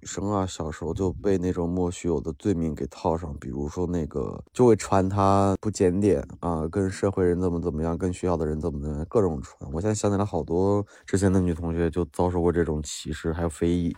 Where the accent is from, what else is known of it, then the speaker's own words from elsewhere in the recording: Henan, China; moved away; 我们河南那边的学校打架